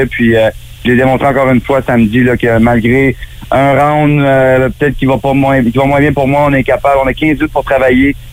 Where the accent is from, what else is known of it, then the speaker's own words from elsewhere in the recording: Gatineau, Quebec, Canada; also born or lived in Mont-Tremblant; now in Florida, United States; J'ai toujours été un gars nomade, tu sais, je me suis promené, je suis parti de Gatineau, je suis allé à Québec, j'ai habité au Mont-Tremblant.